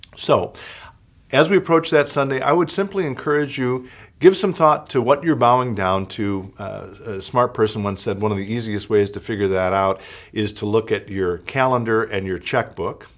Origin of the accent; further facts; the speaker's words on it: United States; in our marrow of our bones as American